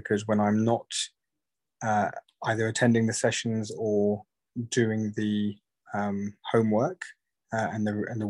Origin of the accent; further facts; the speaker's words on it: United Kingdom; I'm 41 years of age from the UK